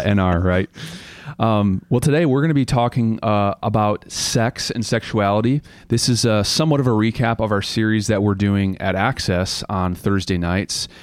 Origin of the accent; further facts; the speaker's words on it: United States; as Christians and as really as, as a American culture